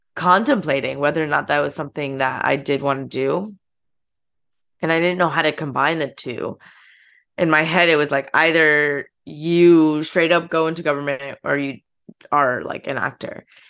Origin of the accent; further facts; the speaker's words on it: the Poconos, Pennsylvania, United States; moved away as an adult; now in New York, United States; my hometown's, like, a very small town. Like, I'm from the Poconos